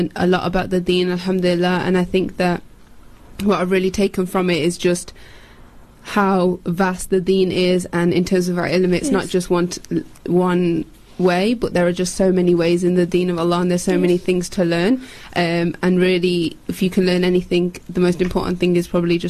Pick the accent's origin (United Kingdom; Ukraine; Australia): United Kingdom; moved away as an adult; now in South Africa; As you can probably tell from my accent, I'm from the UK originally. So I travelled to South Africa to study